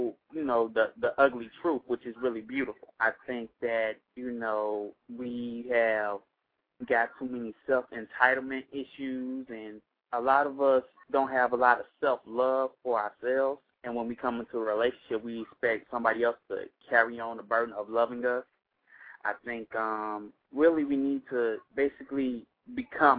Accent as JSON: {"language": "English", "town": "Chicago", "region": "Illinois", "country": "United States", "said": "I'm from Chicago"}